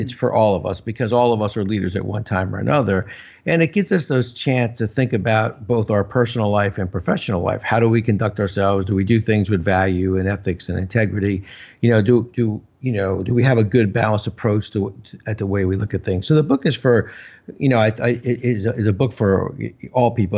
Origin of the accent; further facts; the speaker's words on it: New Jersey, United States; I'm from New Jersey. And so in Jersey here, everybody's got a guy.